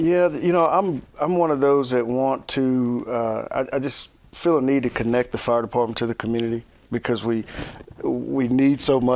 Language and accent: English; Hopkinsville, Kentucky, United States; moved away as an adult; now in Clarksville, United States; growing up in Hopkinsville, Clarksville was where we came to do everything